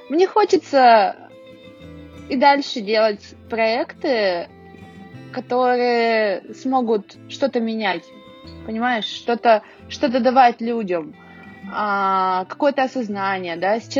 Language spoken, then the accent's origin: Russian; Urals, Russia; я думаю, да, да, мы не отстаем от Москвы, потому что мы уральцы.